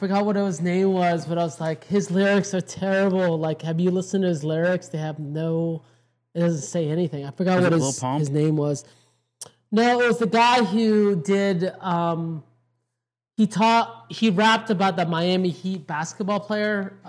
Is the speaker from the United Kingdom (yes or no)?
no; Philippines; Coconut? We're not Thai. We're Filipino.